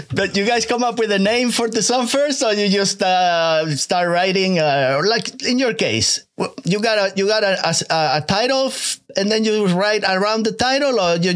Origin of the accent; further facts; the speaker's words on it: Paris, Île-de-France, France; English is a second language; we come from Paris.